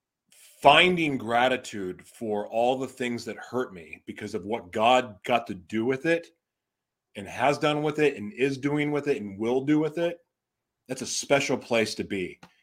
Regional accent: Oklahoma, United States; moved away as an adult; also born or lived in Laguna, California; there's a guy that I grew up with in Oklahoma. We went to high school together

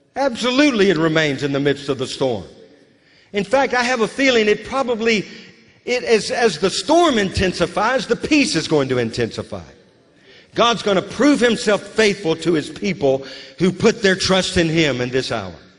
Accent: Louisiana, United States; moved away as an adult; also born or lived in West Virginia; now in Moravian Falls, United States; I was just a kid, a little kid, growing up in Louisiana

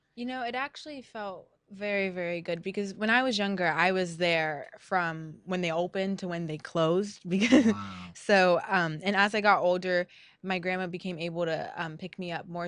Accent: La Habra, California, United States; my La Habra roots

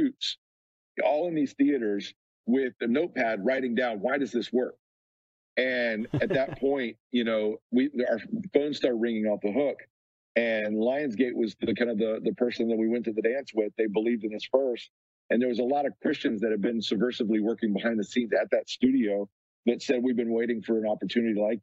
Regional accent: Birmingham, Alabama, United States; We grew up in Birmingham, Alabama.

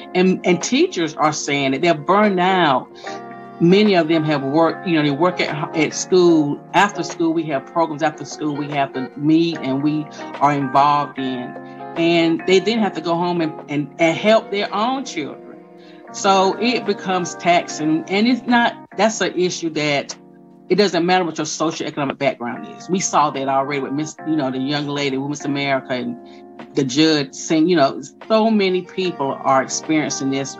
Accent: Fayetteville, North Carolina, United States; also born or lived in Hope Mills, North Carolina; I grew up in Fayetteville and I've lived in, in Hope Mills for over 28 years.

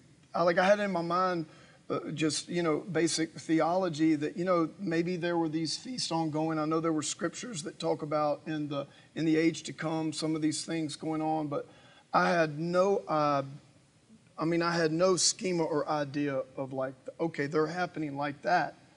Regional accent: United States; as an American, as a Westerner

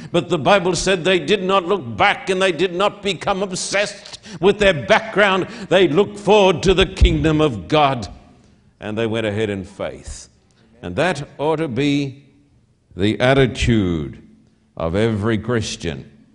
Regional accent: Australia; now in United States; I'm an Australian

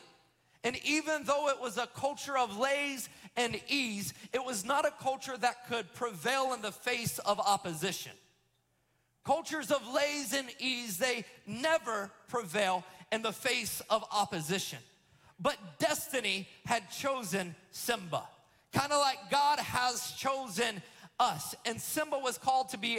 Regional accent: Florida, United States; I'm first generation Floridian, the product of Alabama and Georgian love

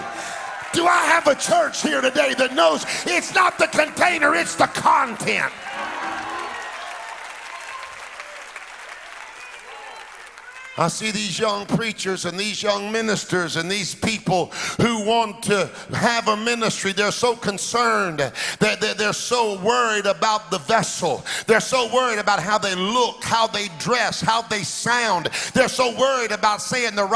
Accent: Alabama, United States; moved away; I was born in Alabama, but my daddy always had churches in the inner city

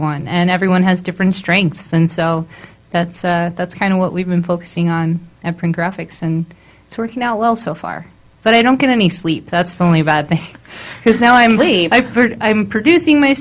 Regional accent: Maryland, United States; moved away as an adult; also born or lived in Baltimore area; I'm originally from Maryland.

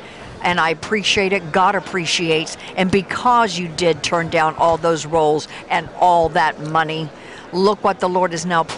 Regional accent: Florida, United States; we're both from Florida.

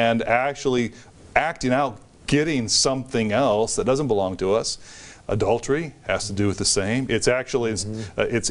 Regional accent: United States; as an American

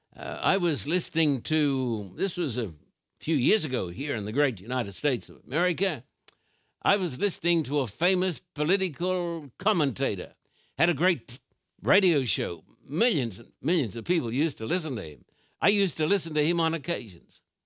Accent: Australia; I've just come from Australia

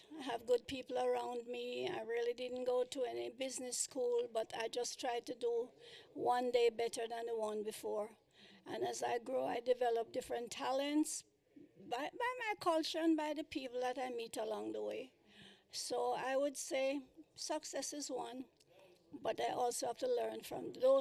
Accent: Kingston, Jamaica; moved away as an adult; now in United States; I was born in Kingston, Jamaica

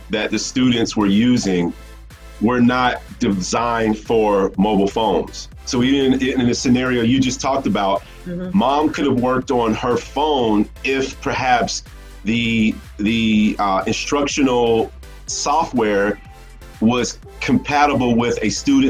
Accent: Atlanta, Georgia, United States; I'm from Atlanta

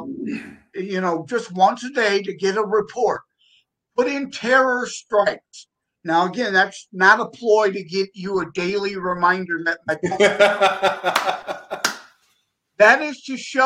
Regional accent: Detroit, Michigan, United States; I'm from the Detroit, Michigan area

